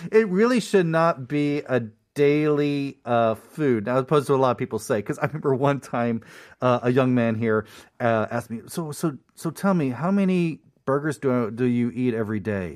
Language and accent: English; United States; I'm American